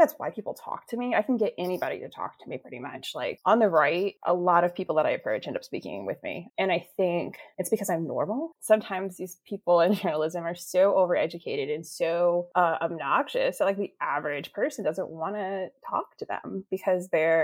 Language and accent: English; Alexandria, Virginia, United States; moved away as an adult; also born or lived in Fairfax County, Virginia / Maryland; I grew up in Alexandria City, and then I went to high school in Fairfax County.